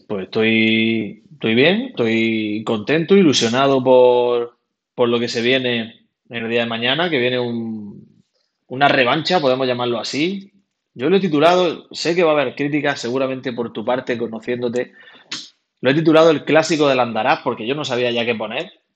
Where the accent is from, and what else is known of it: Almería, Andalusia, Spain; also born or lived in Granada